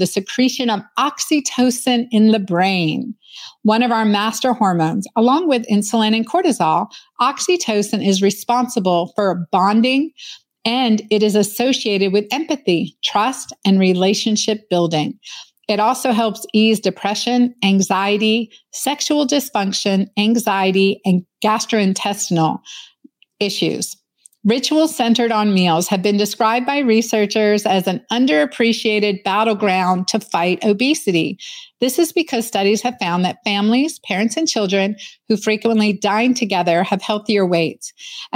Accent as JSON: {"language": "English", "region": "Pennsylvania", "country": "United States", "tie": "born or raised there", "also_born_or_lived": "Doylestown, Pennsylvania", "said": "we grew up in Hapro, Pennsylvania, and then moved to Doylestown as a teenager in Pennsylvania."}